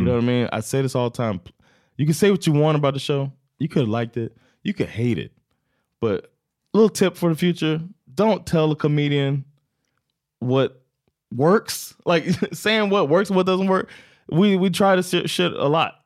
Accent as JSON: {"language": "English", "country": "United States", "moved": "yes", "lives_now": "Sweden", "said": "I'm still American"}